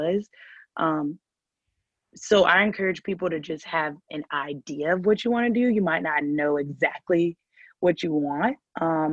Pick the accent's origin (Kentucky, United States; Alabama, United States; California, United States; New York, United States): Alabama, United States; Huntsville; moved away; I am originally from Huntsville, Alabama, which is a very small city in Alabama